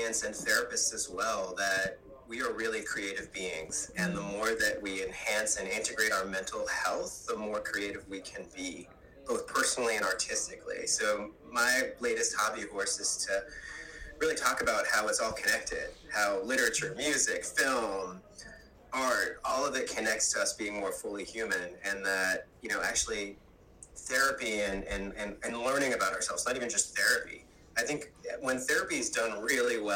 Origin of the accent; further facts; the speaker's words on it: Long Island, New York, United States; moved away as an adult; now in Tarrytown, United States; I'm originally from the New York suburbs in Long Island